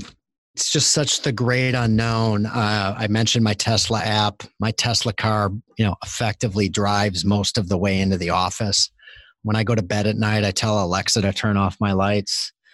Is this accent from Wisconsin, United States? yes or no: yes; Green Bay, Wisconsin, United States; I grew up I grew up in Green Bay, Wisconsin, first of all, which is a tiny little town with a professional sports franchise.